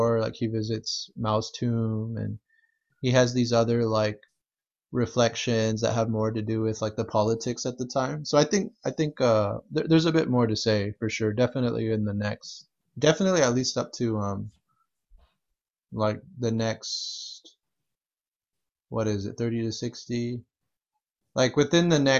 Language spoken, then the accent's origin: English; California, United States; also born or lived in Chicago; as a Californian.